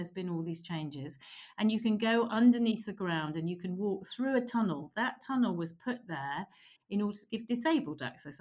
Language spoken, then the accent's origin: English; Oxford, South East England, United Kingdom; I am from Oxford